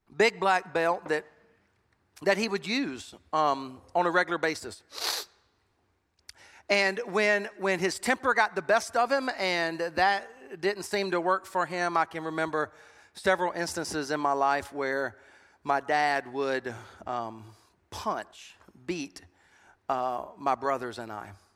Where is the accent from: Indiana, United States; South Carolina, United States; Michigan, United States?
South Carolina, United States; Sumter; I was born and raised in Sumter